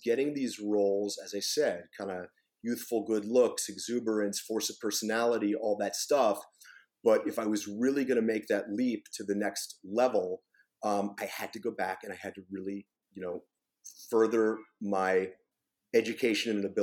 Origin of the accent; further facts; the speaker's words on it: Pennsylvania, United States; moved away; my hometown in Pennsylvania